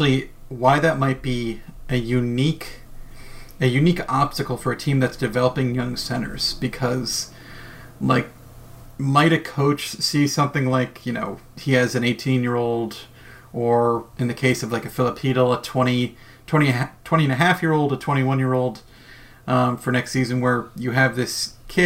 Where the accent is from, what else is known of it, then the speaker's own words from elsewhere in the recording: New Jersey, United States; growing up in New Jersey